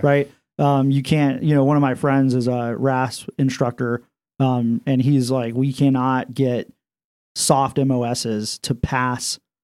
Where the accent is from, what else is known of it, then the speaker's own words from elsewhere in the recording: Iowa, United States; moved away as an adult; I'm from Iowa